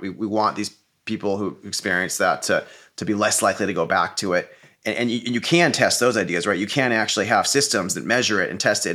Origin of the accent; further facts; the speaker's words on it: Silicon Valley, California, United States; I grew up in Silicon Valley